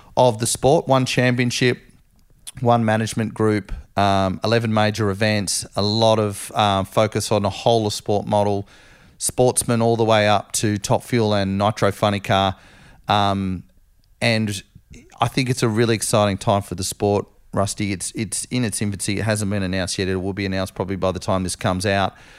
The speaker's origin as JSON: {"language": "English", "country": "Australia", "said": "being Aussie"}